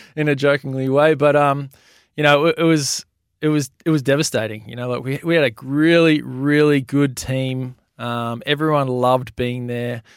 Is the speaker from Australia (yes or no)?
yes; Melbourne, Victoria, Australia; I grew up in Melbourne and, and played junior